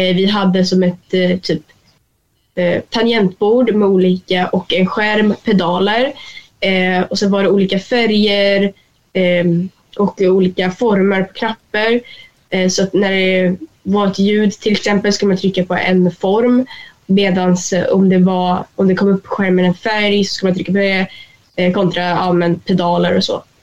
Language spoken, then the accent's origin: Swedish; Sweden; hemma i Sverige